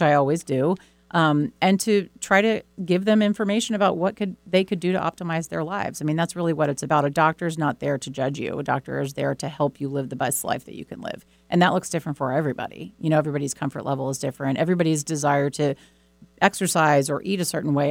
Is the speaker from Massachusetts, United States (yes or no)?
yes; Boston, Massachusetts, United States; I grew up in Boston